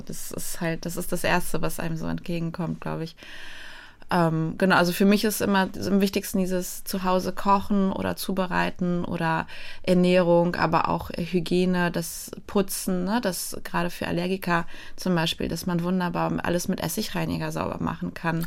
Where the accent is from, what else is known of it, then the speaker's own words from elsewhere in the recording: Poland; now in Germany; Ich bin ursprünglich Polin